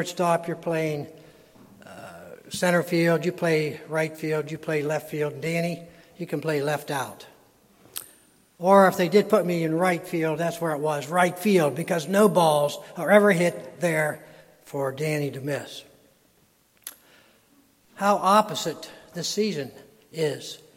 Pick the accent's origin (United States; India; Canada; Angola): United States; Frostburg, Maryland; Growing up in Frostburg, Maryland, we used to play pickup ball